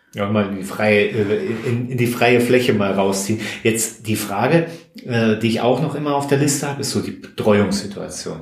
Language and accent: German; Rhineland-Palatinate, Germany; moved away; wir kommen ja auch aus der Gegend da um äh, aus der Pfalz